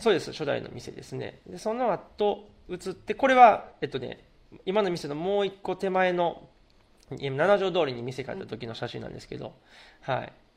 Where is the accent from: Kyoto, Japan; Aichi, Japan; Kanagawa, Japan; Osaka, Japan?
Kyoto, Japan; moved away as an adult; also born or lived in Tokyo; 地元京都で生まれ育って